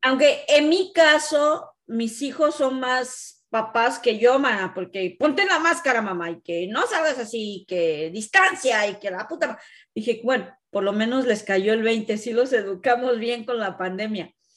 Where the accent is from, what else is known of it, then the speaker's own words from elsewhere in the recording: Mexico; now in Canada; nosotras como mexicanas